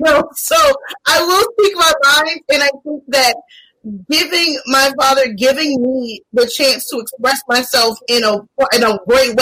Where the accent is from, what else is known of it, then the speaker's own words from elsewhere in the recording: the South, United States; growing up in the South